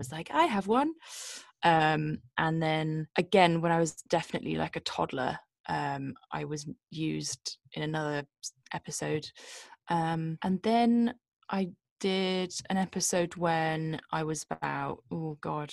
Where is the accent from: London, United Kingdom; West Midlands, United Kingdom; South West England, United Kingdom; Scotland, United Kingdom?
South West England, United Kingdom; Bristol; I was born in a city in the west of England called Bristol.